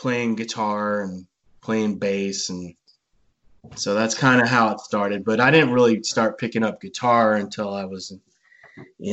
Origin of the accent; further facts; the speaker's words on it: Bandera, Texas, United States; I was a little kid and I grew up in Bandera, Texas